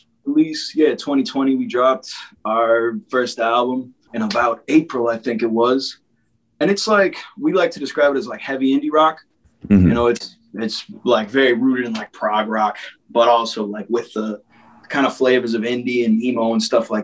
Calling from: Everett, United States; Not bad. From Everett.

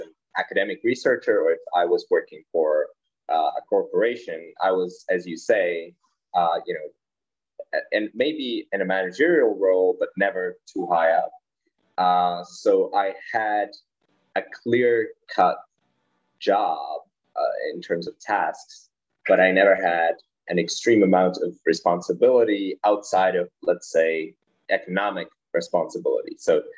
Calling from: Prague, Czechia; I'm currently calling from Prague in the heart of Europe, the Czech Republic.

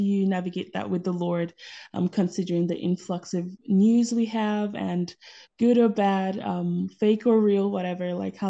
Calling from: Germany; From Germany.

